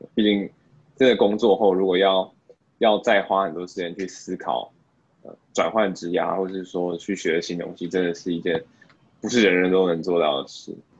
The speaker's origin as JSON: {"language": "Chinese", "country": "Taiwan", "moved": "yes", "lives_now": "Singapore", "said": "身为台湾人"}